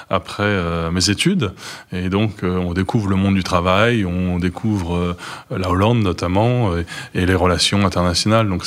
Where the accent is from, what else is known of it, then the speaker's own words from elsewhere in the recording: France; Moi, je suis français.